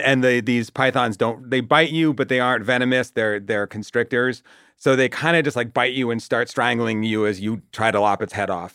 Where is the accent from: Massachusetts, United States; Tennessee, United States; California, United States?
Massachusetts, United States; Watertown; I'm from Watertown, which is like a sort of nothing, um, suburb